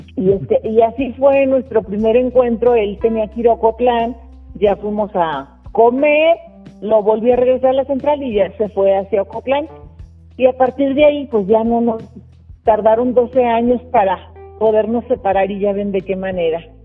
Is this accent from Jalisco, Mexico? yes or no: yes; Guadalajara, Jalisco, Mexico; moved away; yo soy originaria de Guadalajara